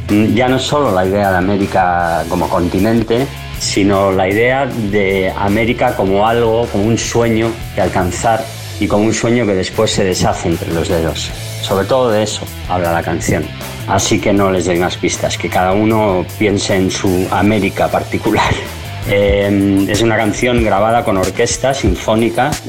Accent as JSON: {"language": "Spanish", "country": "Spain", "said": "Hola a todos … quiero saludar a toda la gente de Señal BL soy un cantante español"}